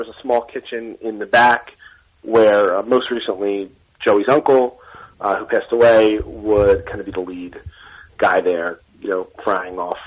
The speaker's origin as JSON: {"language": "English", "town": "Philadelphia", "region": "Pennsylvania", "country": "United States", "tie": "born or raised there", "said": "I grew up in South Philly"}